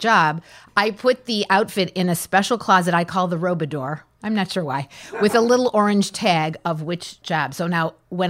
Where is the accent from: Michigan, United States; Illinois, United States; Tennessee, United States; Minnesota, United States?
Michigan, United States; Detroit; moved away; also born or lived in Chicago; I was a young girl growing up in Detroit